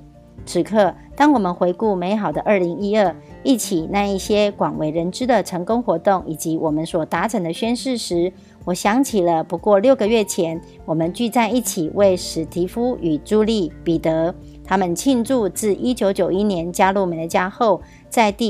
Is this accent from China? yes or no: no; Miaoli County, Taiwan; ，今天要为大家导读的主题是“欢欣丰收，展望富足之年”